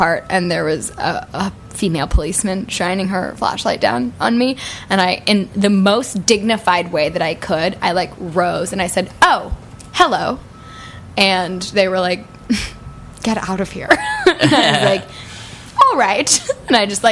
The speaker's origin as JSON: {"language": "English", "region": "Northern California", "country": "United States", "tie": "born or raised there", "said": "Grew up in Northern California"}